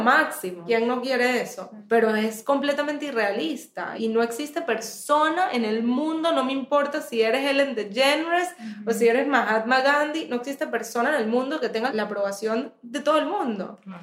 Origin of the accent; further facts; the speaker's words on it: Venezuela; moved away as an adult; also born or lived in United States; yo nací en Estados Unidos, me fui al mes de haber nacida, o sea, en verdad soy venezolana